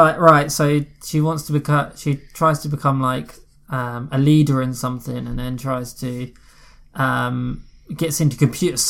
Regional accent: United Kingdom

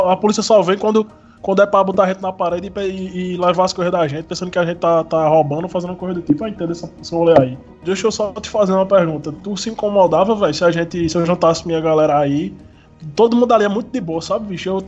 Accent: Ingá, Paraíba, Brazil; Fui acostumado, criado ali no, na, nas redondezas de Ingá, jogando bola descalço na terra.

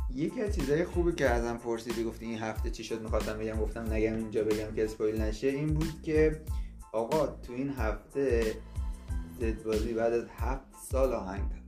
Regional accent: Iran; ما ایرانیم

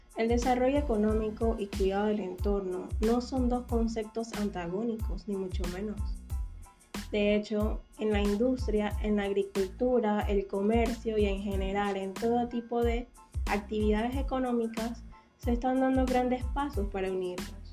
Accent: Panama; como panameña me siento muy orgullosa de ver cómo Panamá va avanzando

